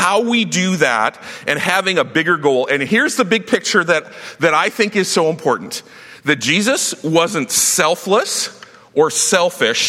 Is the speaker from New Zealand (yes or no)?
no; Saskatchewan, Canada; I grew up in Saskatchewan where the only way that you survive high school was by fighting.